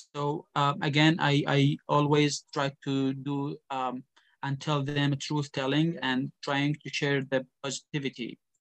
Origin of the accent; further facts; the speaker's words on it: Iraq; moved away as an adult; also born or lived in Ukraine; now in Indonesia; I am from Iraq. I came from Iraq